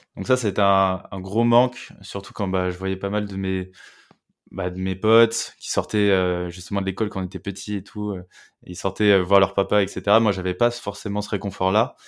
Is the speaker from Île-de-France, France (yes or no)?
yes; Meudon, Île-de-France, France; also born or lived in Sèvres; Je viens de Meudon, tu vois, une petite banlieue parisienne